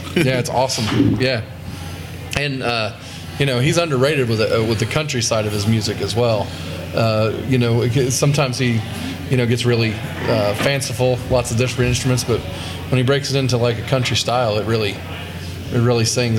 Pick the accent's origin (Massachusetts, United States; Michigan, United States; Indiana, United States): Indiana, United States; I'm from Indiana, and I play songs at shows in Indiana.